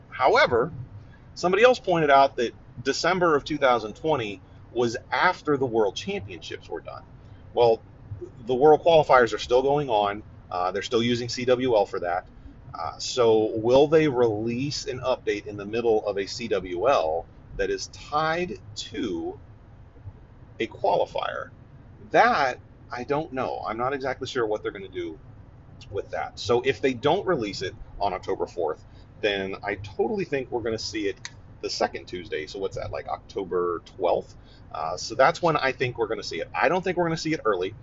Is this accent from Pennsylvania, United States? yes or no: no; Ohio, United States; moved away; I'm from Ohio